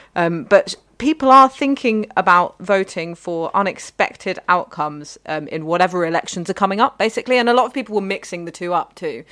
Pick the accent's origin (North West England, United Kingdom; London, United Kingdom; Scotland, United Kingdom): London, United Kingdom; Ealing; where I grew up in Ealing